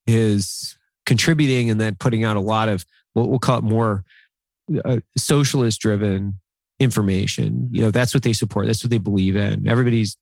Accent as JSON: {"language": "English", "region": "Northern Idaho", "country": "United States", "tie": "born or raised there", "said": "I grew up in Northern Idaho with basically nothing"}